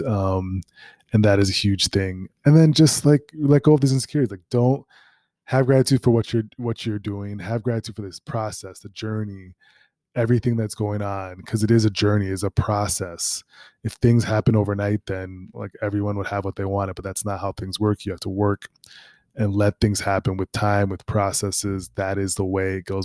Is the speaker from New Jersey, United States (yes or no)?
no; Minneapolis, Minnesota, United States; moved away; I'm from Minneapolis